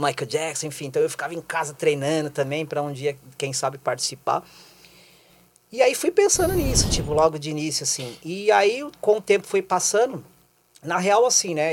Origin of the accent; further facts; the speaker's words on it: São Paulo, Brazil; moved away as an adult; now in Curitiba, Brazil; nos anos 80, quando eu morava em São Paulo. Eu sou, eu sou de lá, sou paulistano